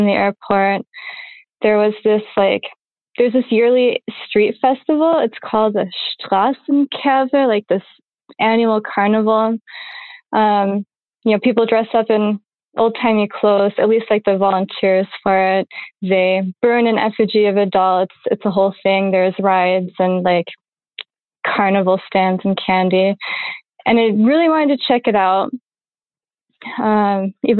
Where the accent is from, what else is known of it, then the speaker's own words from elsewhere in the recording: United States; moved away as an adult; also born or lived in Germany; now in Berlin, Germany; I grew up mostly in the States